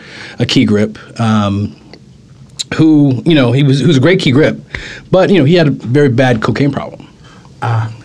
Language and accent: English; Los Angeles, California, United States; I'm born and raised in L.A.